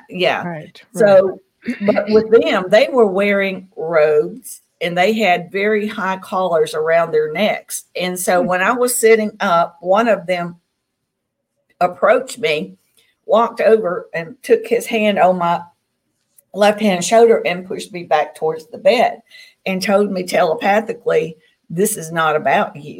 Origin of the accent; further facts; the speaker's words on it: Tennessee, United States; now in Mississippi, United States; I grew up in Tennessee, and I live in Mississippi now, and this is the Bible Belt of the South.